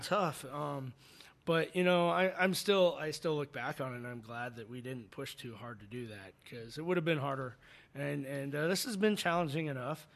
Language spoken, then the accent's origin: English; Phoenix, Arizona, United States; also born or lived in Chicago; now in Tucson, United States; I grew up in Phoenix